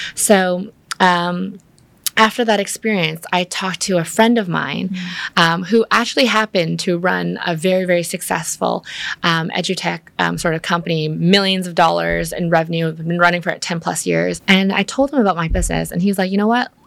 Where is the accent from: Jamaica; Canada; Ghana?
Canada; Vancouver, British Columbia; moved away as an adult; now in Vietnam; I grew up in Vancouver where there's a lot of nature